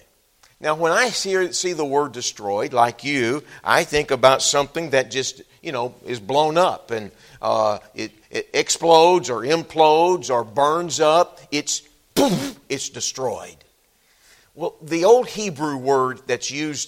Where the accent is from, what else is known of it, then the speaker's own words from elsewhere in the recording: Texas, United States; moved away as an adult; I'm a Texan. Grew up in Texas